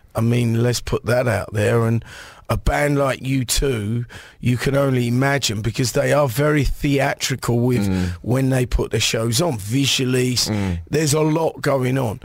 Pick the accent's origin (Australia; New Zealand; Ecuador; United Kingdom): United Kingdom; England; growing up in England